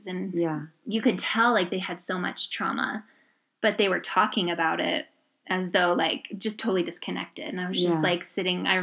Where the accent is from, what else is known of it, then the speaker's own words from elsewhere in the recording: New York, United States; moved away as an adult; also born or lived in Indiana; we didn't have money, so I grew up in New York